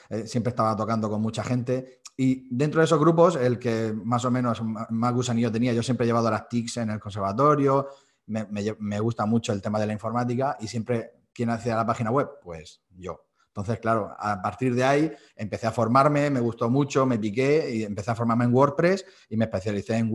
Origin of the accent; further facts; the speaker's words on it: Almoradí, Valencian Community, Spain; soy profesor de flauta a día de hoy en el conservatorio de mi pueblo.